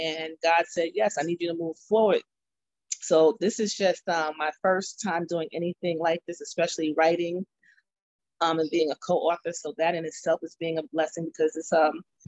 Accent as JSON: {"language": "English", "town": "Mount Vernon", "region": "New York", "country": "United States", "said": "I'm from Mount Vernon, New York"}